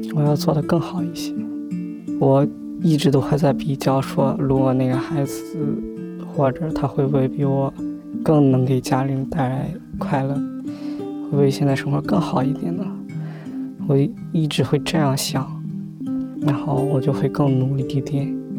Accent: Shandong, China; 我是来自山东一个很平困的一个小县城里

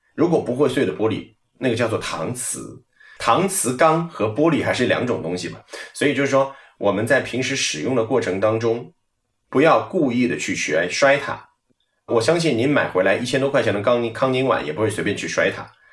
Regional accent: Hangzhou, Zhejiang, China; 我在研究生毕业以后就回了杭州，因为我本身是杭州人，在杭州呢，播了大概有

